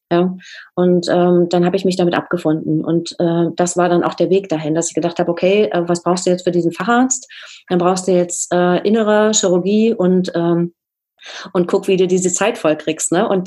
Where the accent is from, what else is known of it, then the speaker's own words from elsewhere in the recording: East Germany, Germany; es war ja so, als sagen, als Ostdeutscher auch nicht so ganz selbstverständlich, für uns zumindest nicht, dass wir dort auch ähm, herzlich willkommen waren.